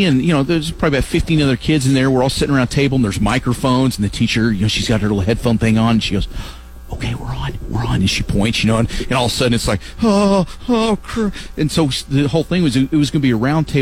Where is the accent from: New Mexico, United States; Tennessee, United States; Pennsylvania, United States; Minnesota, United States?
New Mexico, United States; Lovington; when I was a kid. We in my hometown of Lovington